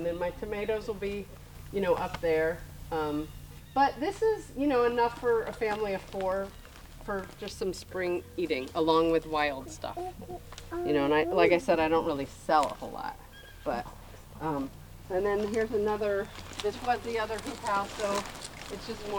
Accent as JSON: {"language": "English", "country": "United States", "said": "Like, when we moved here, and I'm from Kansas or Missouri, so I was like, oh, I just, like, want open space."}